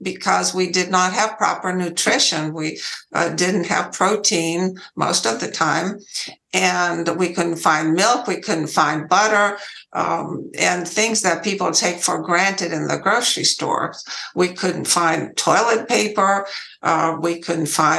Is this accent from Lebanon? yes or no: no; Romania; English is a second language; moved away as an adult; now in United States; I was born in Romania, and I lived there for 20 years